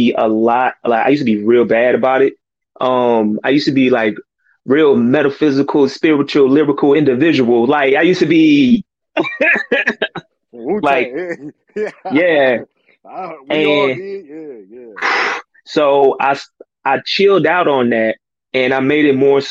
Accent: Houston, Texas, United States; I'm from the South, like straight born and bred South

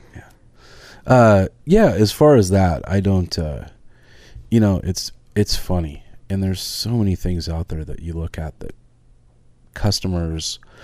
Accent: Northern California, United States; now in Oregon, United States; I grew up in Northern California with my dad

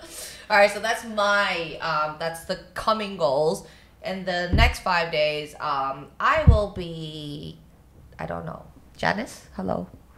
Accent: Hong Kong; growing up in Hong Kong

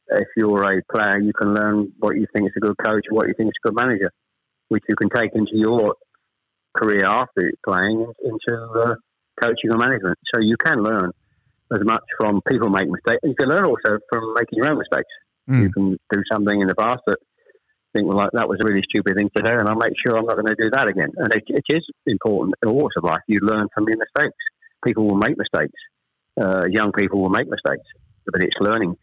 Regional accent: Chelmsford, East of England, United Kingdom; born or raised there; also born or lived in Ashton-under-Lyne, Manchester

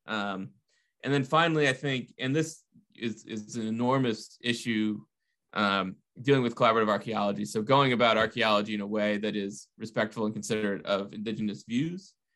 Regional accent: New England, United States; I'm from New England.

